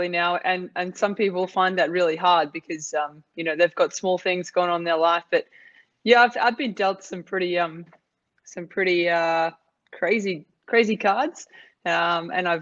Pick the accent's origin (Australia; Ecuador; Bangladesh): Australia; moved away as an adult; now in Dubai, United Arab Emirates